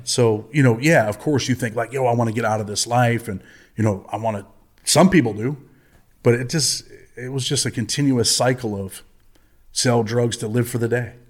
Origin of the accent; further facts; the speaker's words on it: Rochester, New York, United States; I'm from Rochester, New York. My childhood was, uh, pretty much a single mother on welfare